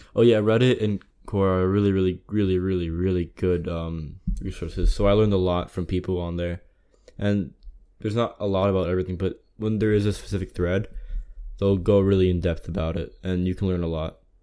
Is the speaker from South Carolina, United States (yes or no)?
no; Closter, New Jersey, United States; I'm from North Jersey. Uh, town's called Cloyster, suburban county.